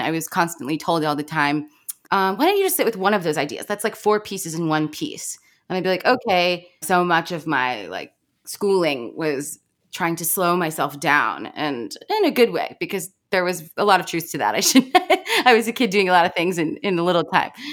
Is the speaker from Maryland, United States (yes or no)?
yes; Baltimore, Maryland, United States; I grew up in Baltimore